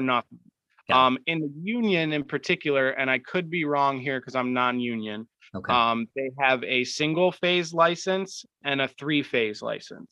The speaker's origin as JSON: {"language": "English", "town": "Rochester", "region": "New York", "country": "United States", "said": "I'm from New York"}